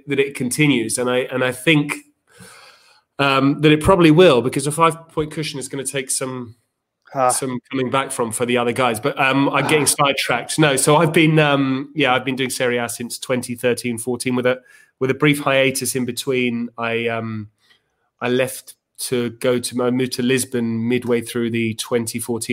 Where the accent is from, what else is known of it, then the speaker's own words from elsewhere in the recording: Winchester, South East England, United Kingdom; moved away as an adult; now in Milan, Italy; I come from Winchester in the south.